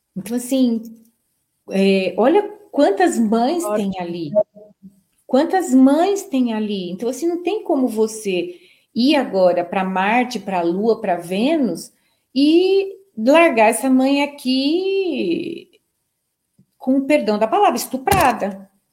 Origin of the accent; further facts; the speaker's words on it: Brazil; nós somos brasileiros